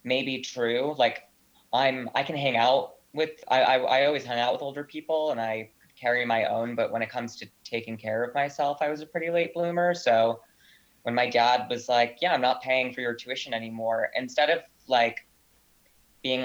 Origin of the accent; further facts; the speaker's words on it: Providence, Rhode Island, United States; moved away as an adult; also born or lived in Ridgewood, Queens, New York; now in New York, United States; I'm from Providence, Rhode Island. It's where I was born and raised.